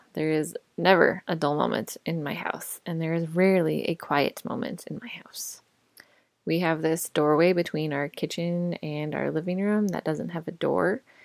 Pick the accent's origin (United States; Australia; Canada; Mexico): United States; Colorado; moved away as an adult; also born or lived in Indiana / Chicago / Dallas; I grew up in Colorado